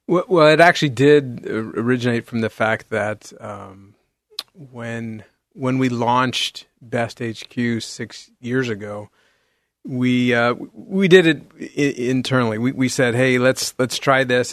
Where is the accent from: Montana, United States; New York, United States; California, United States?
California, United States; San Jose; now in Beaverton, United States; I grew up in the Bay Area, in, in San Jose, California